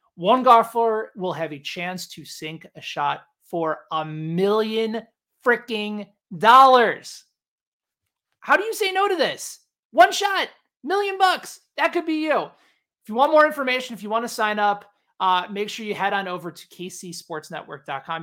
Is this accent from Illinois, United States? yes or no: yes; Chicago, Illinois, United States; moved away as an adult; now in Kansas City, United States; where I grew up in Chicago